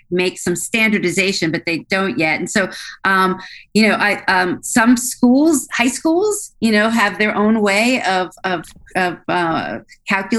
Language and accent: English; Philadelphia, Pennsylvania, United States; I'm actually from Philadelphia